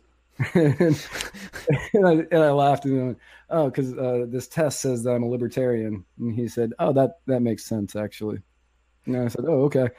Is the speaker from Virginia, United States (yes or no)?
yes; Virginia, United States; I grew up in Virginia